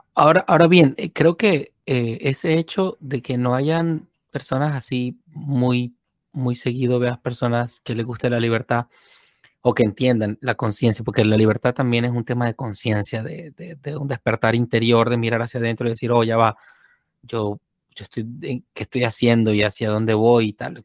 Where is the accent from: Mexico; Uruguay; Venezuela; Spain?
Venezuela; moved away; yo vengo de Venezuela